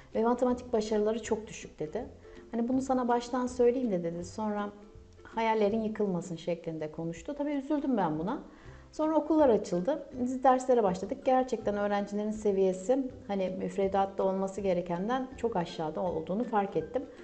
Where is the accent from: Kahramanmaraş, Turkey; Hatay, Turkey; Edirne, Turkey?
Kahramanmaraş, Turkey; Kahramanmaraş doğumluyum.